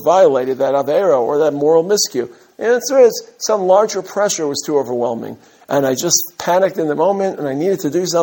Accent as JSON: {"language": "English", "town": "New York City", "region": "New York", "country": "United States", "tie": "born or raised there", "said": "I grew up in Brooklyn."}